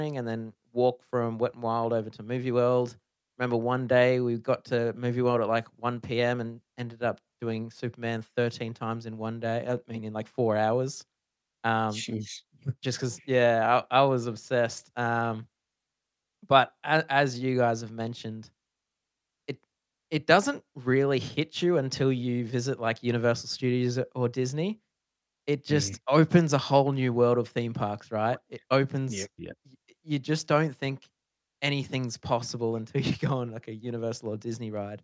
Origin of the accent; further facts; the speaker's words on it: Melbourne, Victoria, Australia; now in Gold Coast, Australia; I was born in Melbourne